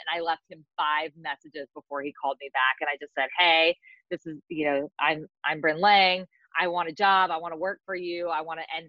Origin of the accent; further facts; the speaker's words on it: California, United States; moved away as an adult; also born or lived in Mississippi; I grew up in California